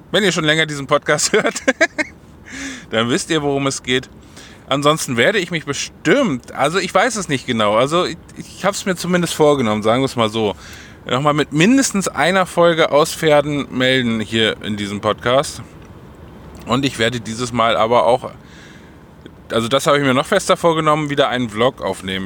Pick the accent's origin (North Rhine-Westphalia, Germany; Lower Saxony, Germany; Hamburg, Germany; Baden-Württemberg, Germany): Lower Saxony, Germany; Holdenstedt; Holdenstedt, also mein Heimatort.